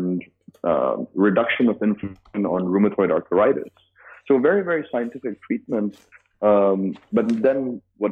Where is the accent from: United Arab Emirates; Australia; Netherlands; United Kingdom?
United Arab Emirates; Dubai; also born or lived in United States; So I'm born and raised in Dubai.